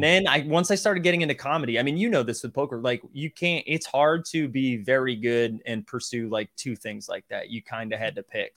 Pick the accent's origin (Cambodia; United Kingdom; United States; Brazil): United States; Massachusetts; I'm from Massachusetts